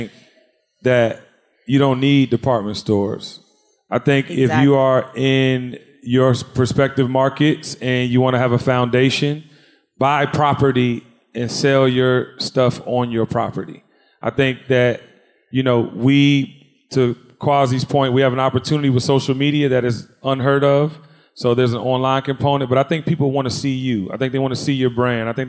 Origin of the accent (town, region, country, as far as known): Washington, District of Columbia, United States; born or raised there; now in Atlanta, United States